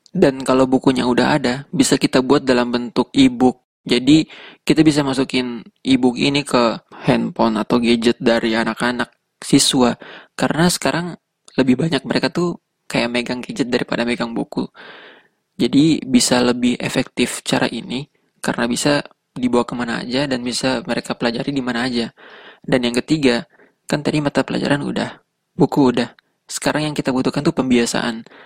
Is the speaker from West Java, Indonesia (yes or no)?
no; Tidore, North Maluku, Indonesia; accent: Tidore; dari kecil gue ngomong sama orang di rumah sama teman-teman pakainya bahasa Indonesia tapi logatnya itu logat kita gitu jadi bukan bahasa bahasa tidore asli gitu bukan jadi ya kurang terbiasa taunya cuma beberapa kata dan kalimat doang